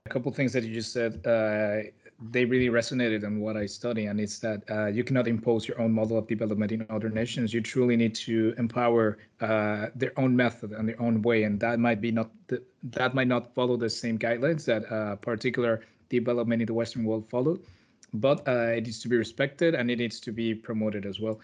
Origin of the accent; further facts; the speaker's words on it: Mexico; I'm from Mexico